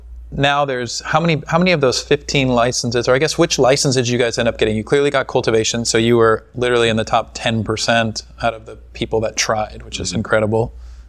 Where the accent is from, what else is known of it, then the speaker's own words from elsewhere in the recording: East Coast, United States; moved away; I grew up on the East Coast and I lived on the West Coast